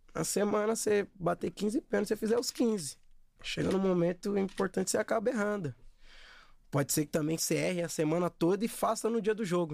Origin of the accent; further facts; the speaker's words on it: São Paulo, Brazil; also born or lived in Osasco; Eu cresci numa comunidade, é, São Remo, aqui no Rio Pequeno. E depois fomos morar em Osasco